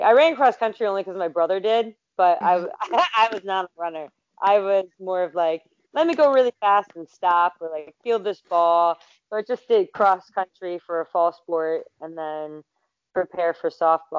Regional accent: Philadelphia, Pennsylvania, United States; I'm from Philadelphia area, so PA, you know, Rocky all the way

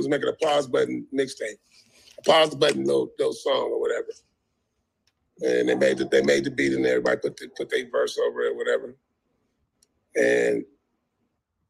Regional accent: Compton, California, United States; I grew up in Compton

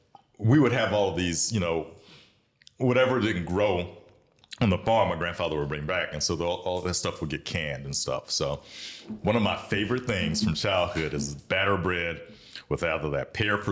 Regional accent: Bamberg, South Carolina, United States; moved away as an adult; also born or lived in Sumter, South Carolina; now in Columbia, United States; I grew up in Bamberg.

